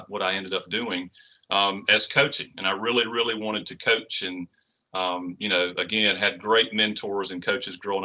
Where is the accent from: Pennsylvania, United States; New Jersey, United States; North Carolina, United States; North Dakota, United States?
North Carolina, United States; Garner; I grew up, you know, as you said, born and bred in the town of Garner